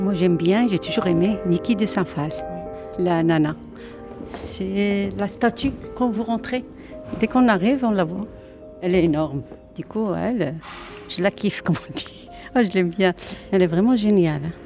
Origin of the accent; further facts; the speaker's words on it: Oujda, Oriental, Morocco; now in Dunkirk, France; J'ai grandi au Maroc. C'était à Oujda